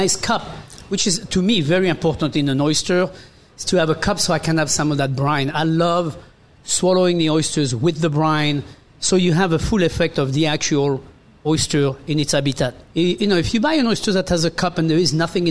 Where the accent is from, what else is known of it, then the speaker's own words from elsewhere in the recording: France; now in United States; I come from France. I come from close to Brittany where we have oysters.